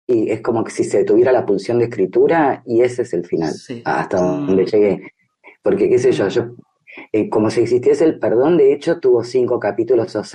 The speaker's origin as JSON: {"language": "Spanish", "country": "Argentina", "said": "como argentinos particularmente nos interpela, ¿no?"}